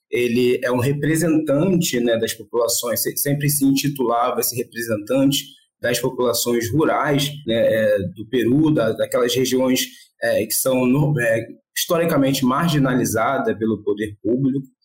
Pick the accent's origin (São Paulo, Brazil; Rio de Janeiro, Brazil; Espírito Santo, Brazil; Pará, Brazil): Rio de Janeiro, Brazil; eu sou do Rio mesmo.